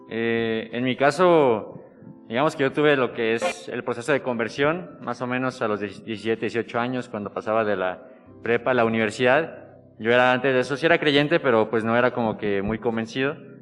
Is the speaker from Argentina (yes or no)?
no; Irapuato, Guanajuato, Mexico; cerca de Irapuato, de donde yo soy